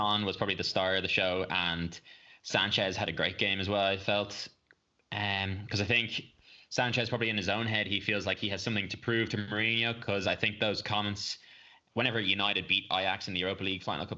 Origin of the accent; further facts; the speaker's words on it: Ireland; as an Irish fan